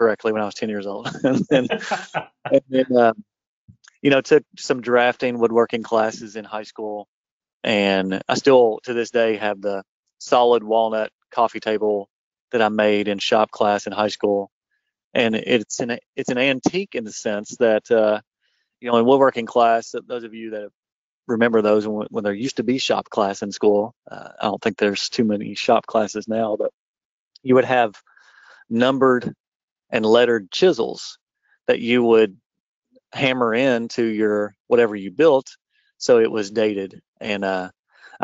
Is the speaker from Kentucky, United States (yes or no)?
yes; Paintsville, Lexington, Eastern Kentucky, United States; I grew up in Eastern Kentucky in Paintsville until I was in about the fifth grade, and then we moved. So I've been in the Lexington area since I was a freshman in high school.